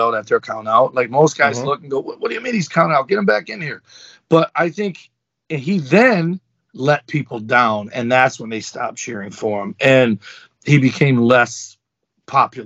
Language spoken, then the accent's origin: English; Detroit, Michigan, United States; I grew up in Detroit public schools